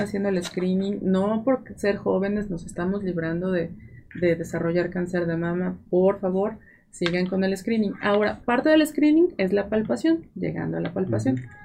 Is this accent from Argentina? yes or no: no; Mexico; así somos los mexicanos.